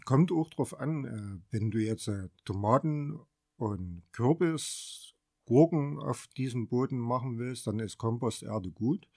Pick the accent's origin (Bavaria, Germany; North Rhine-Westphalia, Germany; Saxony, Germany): Saxony, Germany; Sonnenberg; also born or lived in Erfurt; ich bin eigentlich schon immer auf dem Sonnenberg groß geworden